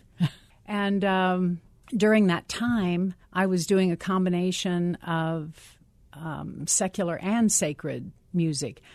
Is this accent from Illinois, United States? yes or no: no; Ohio, United States; I'm, I'm from Ohio